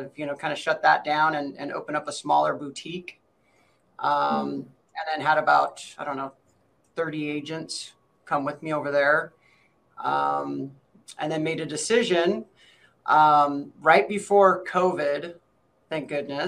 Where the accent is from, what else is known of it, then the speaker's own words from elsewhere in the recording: Seattle, Washington, United States; born and raised Seattle, Washington